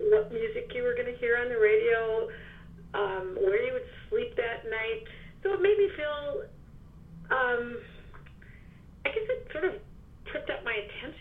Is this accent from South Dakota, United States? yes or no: yes; South Dakota, United States; now in New York, United States; I grew up in the Midwest. I grew up in South Dakota, which is a very lightly populated state with very good roads.